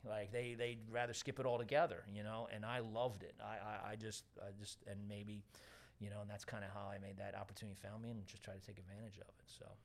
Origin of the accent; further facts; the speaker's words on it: Westchester, New York, United States; moved away as an adult; also born or lived in Wayne, Pennsylvania; I grew up in Westchester